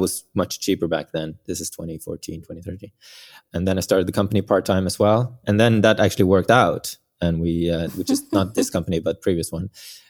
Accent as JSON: {"language": "English", "town": "Bergen", "region": "Vestland", "country": "Norway", "tie": "born there", "second_language": "English", "said": "Yes, I was born in Norway on the west coast, a small town called Bergen."}